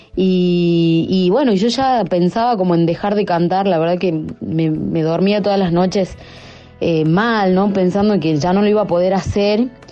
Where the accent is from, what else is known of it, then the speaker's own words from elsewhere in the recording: Salta, Argentina; como buena salteña